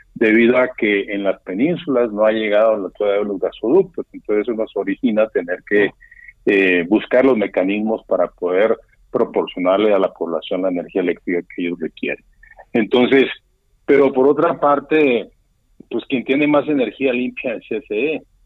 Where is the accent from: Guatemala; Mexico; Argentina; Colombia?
Mexico; somos los mexicanos los que pagamos todo eso hoy